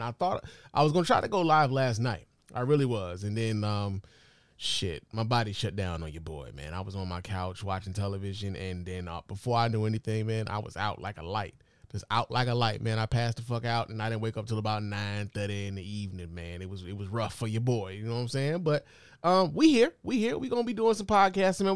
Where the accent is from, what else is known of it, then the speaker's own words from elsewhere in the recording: Chicago, Illinois, United States; I'm from Chicago